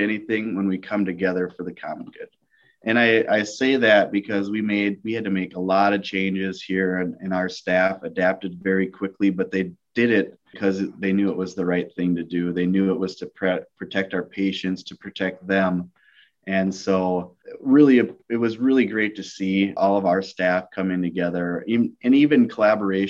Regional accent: Tacoma, Washington, United States; I was born in Tacoma, Washington, near a base. But my father retired when I was 3 years old

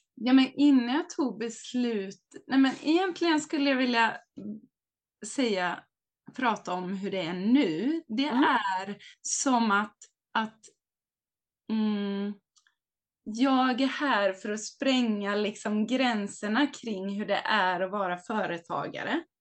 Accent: Hultsfred, Kalmar County, Sweden; now in Varberg, Sweden; jag kommer från Småland, Hultsfred

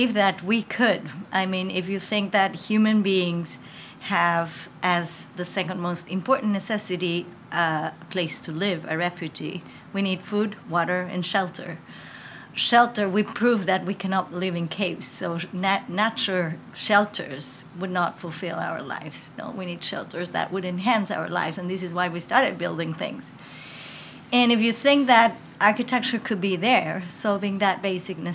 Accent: Mexico; I was born in Mexico, and I feel I'm Mexican totally

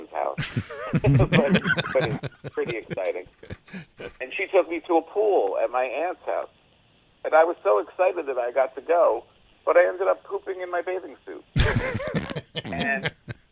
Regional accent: Passaic, New Jersey, United States; moved away as an adult; also born or lived in New York; I'm definitely New Jersey born and bred. I lived there until I went into this New York to become a comedian

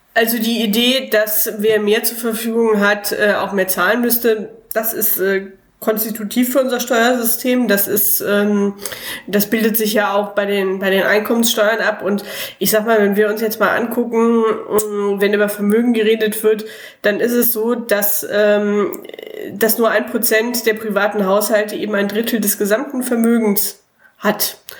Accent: Cologne, North Rhine-Westphalia, Germany; moved away as an adult; now in Bremen, Germany; ich bin im Schatten des Müngersdorfer Stadions groß geworden

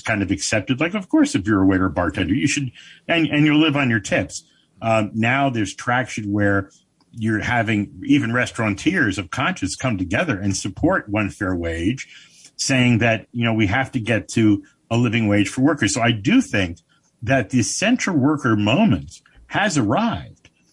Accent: Paterson, New Jersey, United States; I was born in Patterson

